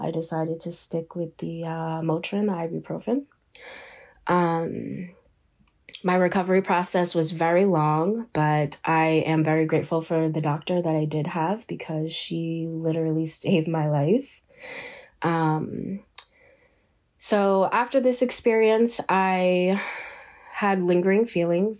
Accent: Shinnecock Nation, eastern Long Island, New York, United States; I am from the Shinnecock Nation. We are located on the eastern end of Long Island, um, in New York. I am born and raised here.

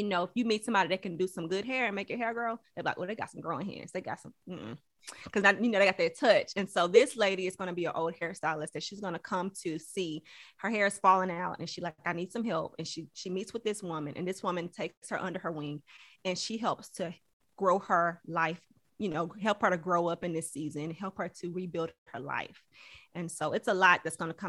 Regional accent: Houston, Texas, United States; I'm from Houston, Texas, originally from Houston, Texas. So I graduated from Barbara Jordan High School of Careers

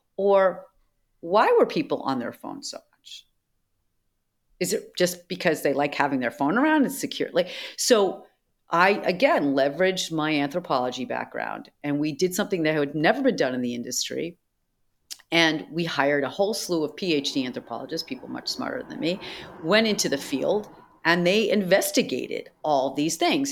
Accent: Boston, Massachusetts, United States; I grew up in Boston

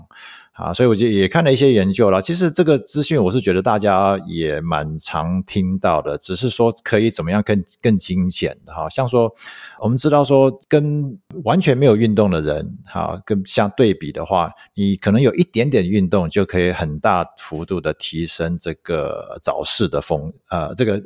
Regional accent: United States; now in Taiwan; 我也不是说从小就在美国，虽然在美国长大

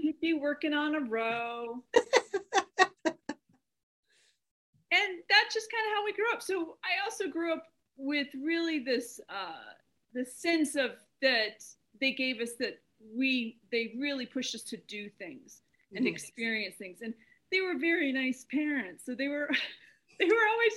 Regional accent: Albuquerque, New Mexico, United States; They moved out to Albuquerque when I was a year old, Albuquerque, New Mexico.

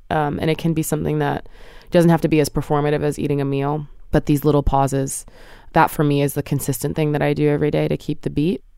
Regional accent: New Jersey, United States; now in New York, United States; I was raised in New Jersey with both my parents, and they both still live there

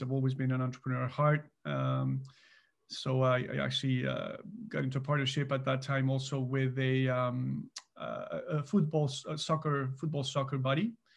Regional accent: Mexico; moved away as an adult; now in Canada; so I'm actually originally from Mexico. So I immigrated to Canada in nineteen ninety-nine

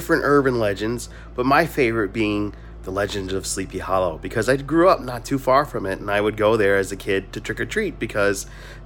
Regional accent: Mount Vernon, New York, United States; where I grew up in Mount Vernon

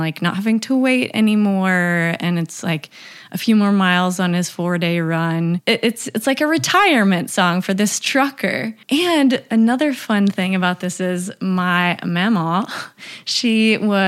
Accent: Tennessee, United States; I definitely grew up around it a little bit more being in Tennessee.

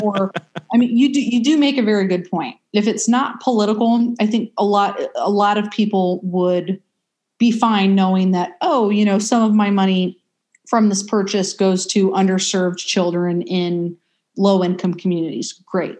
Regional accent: United States; as an American

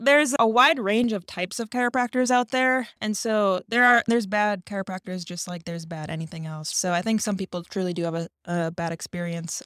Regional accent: Minnesota, United States; moved away as an adult; I grew up in Minnesota, went to school there, went to undergrad there

